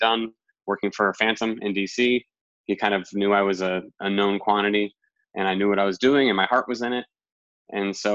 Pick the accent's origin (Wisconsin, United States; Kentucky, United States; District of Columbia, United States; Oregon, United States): District of Columbia, United States; Washington; moved away as an adult; now in New York, United States; D.C., it's my hometown